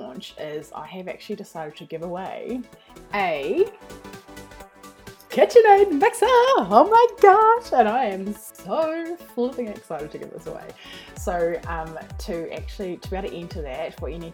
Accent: New Zealand; accent: New Zealand; I'm actually from New Zealand, so that's what my accent is.

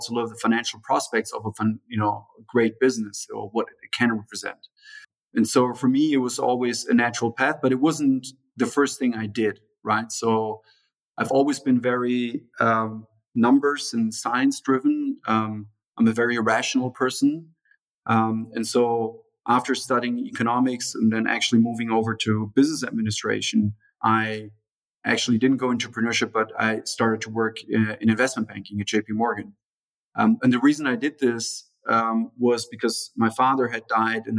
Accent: Germany; also born or lived in São Paulo, Brazil; I was born in Brazil, in São Paulo, you know, Brazil's largest city, in the early 80s. And then at the beginning of the 90s, basically, my parents decided to move back to Germany

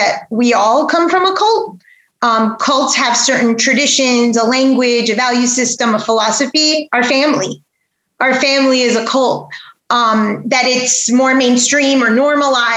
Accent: Aventura, Florida, United States; also born or lived in New York / Weston, Florida; I grew up not too far from here in Aventura, Florida

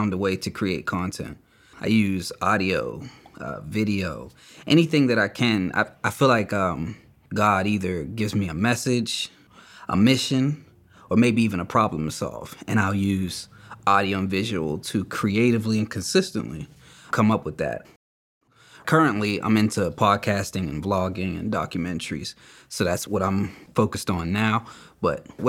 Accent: Beaver Falls, Pennsylvania, United States; I'm from Beaver Falls, PA.

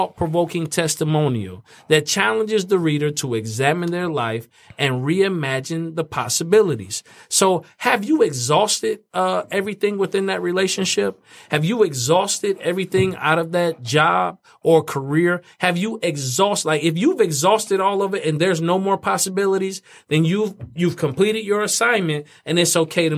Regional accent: Fort Wayne, Indiana, United States; moved away; my hometown, Fort Wayne, Indiana.

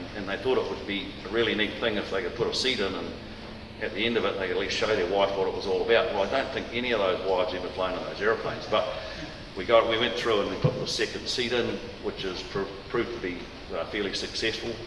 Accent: Waikato, New Zealand; moved away as an adult; also born or lived in Tokoroa; I was born in Tokoroa, raised in and around the Waikato, did all my schooling in the Waikato.

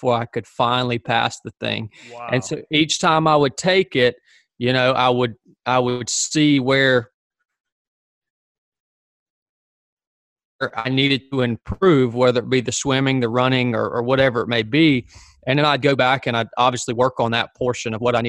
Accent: North Georgia, United States; moved away as an adult; I was born and raised in North Georgia, just a small town.

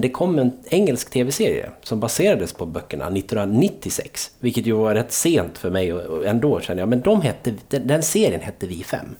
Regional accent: Dalarna County, Sweden; jag är från Dalarna

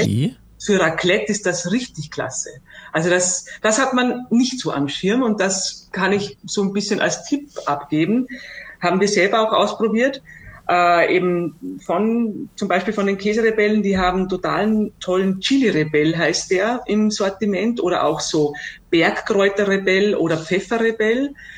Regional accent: Austria; bei uns in Österreich und auch im Alpenraum

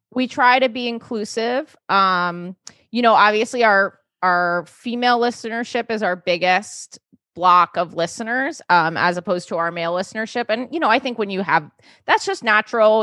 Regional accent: New York City, New York, United States; I grew up in New York City

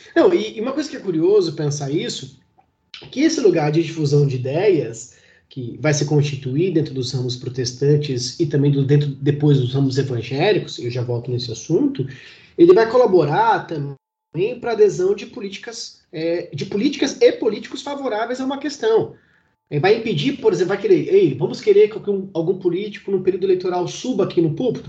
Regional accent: Santos, São Paulo, Brazil; now in Paraná, Brazil; Eu, por exemplo, moro no Paraná, mas eu sou original de Santos, né? Praia Grande.

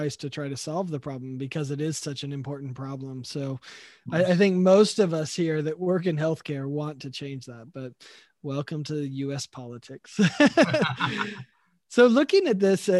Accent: United States; as an American citizen

